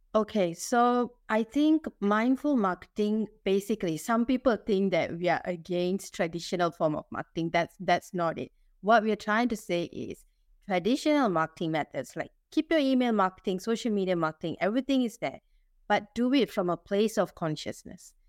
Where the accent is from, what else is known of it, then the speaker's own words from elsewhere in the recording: Singapore; I'm Singaporean Indian